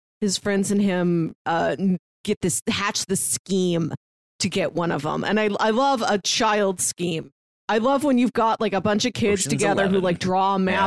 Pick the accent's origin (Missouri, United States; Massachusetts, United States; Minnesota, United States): Missouri, United States; St. Louis; I'm from St. Louis, its neighbor